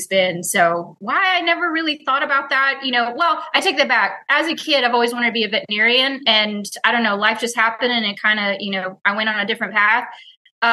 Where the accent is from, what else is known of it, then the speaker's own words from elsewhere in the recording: Houston, Texas, United States; I was born and raised in Houston